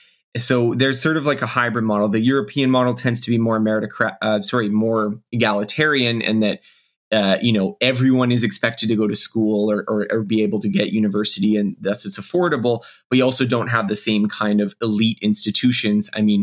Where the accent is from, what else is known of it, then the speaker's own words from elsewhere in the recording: Canada; I am Canadian